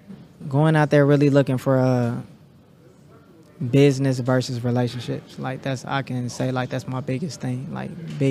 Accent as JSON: {"language": "English", "town": "Kansas City", "region": "Kansas", "country": "United States", "moved": "as an adult", "lives_now": "Los Angeles, United States", "said": "I'm from Wyandotte County. Currently residing"}